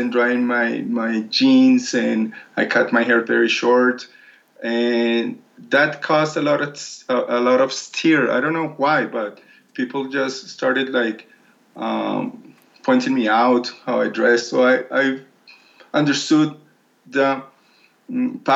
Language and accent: English; Colombia; moved away as an adult; also born or lived in Milan / Paris; I'm from Colombia